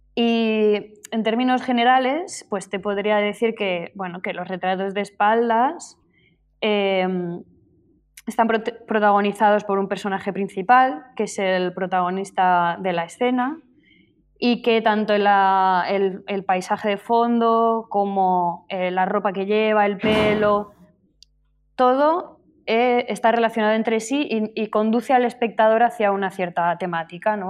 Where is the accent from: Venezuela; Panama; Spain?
Spain; Zaragoza, Aragon; moved away as an adult; now in Barcelona, Spain; habéis dicho que soy de Zaragoza y sí, pero yo vivo en Barcelona desde hace ya 15 años, me parece, porque vine aquí a los 18 a Barcelona a estudiar